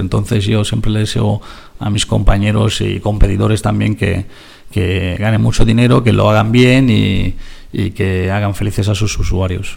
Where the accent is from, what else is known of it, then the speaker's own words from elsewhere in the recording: Italy; Spanish is a second language; now in Spain; el país de, la, de donde nací, en Italia